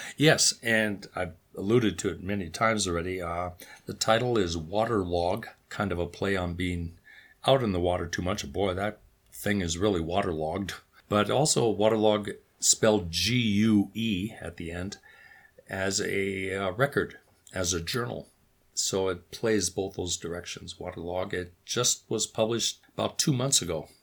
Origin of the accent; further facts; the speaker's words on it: North Dakota, United States; grew up on a farm, which is where I'm sitting right now.